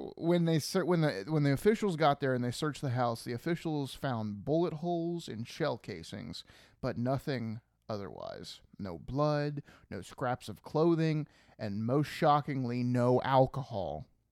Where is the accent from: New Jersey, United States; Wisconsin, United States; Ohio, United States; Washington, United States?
Ohio, United States; We're from Ohio.